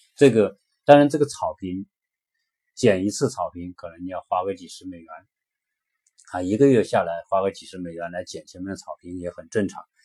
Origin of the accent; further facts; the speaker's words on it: China; now in United States; 我们中国人在这边